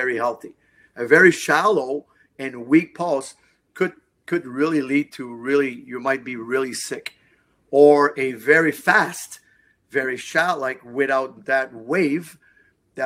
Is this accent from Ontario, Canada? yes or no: no; Montreal, Quebec, Canada; I'm from Montreal